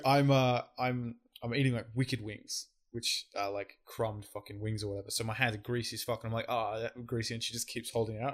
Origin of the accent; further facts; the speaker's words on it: Australia; I'm an Aussie